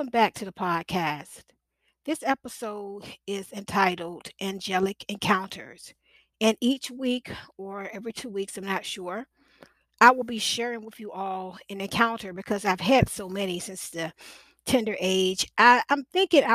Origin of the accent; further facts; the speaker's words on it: Portsmouth, Virginia, United States; also born or lived in Norfolk, Virginia; That's where I'm from, Portsmouth, Virginia.